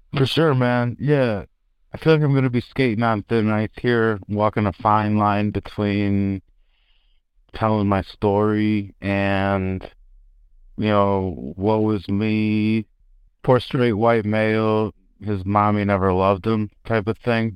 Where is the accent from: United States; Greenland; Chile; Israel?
United States; Chicago, Illinois; I'm from Chicago, the South Side, and my old man is a Chicago homicide